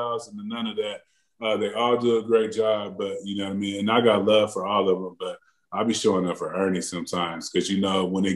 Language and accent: English; San Diego, California, United States; I'm gonna keep it hometown, man. I'm gonna say San Diego.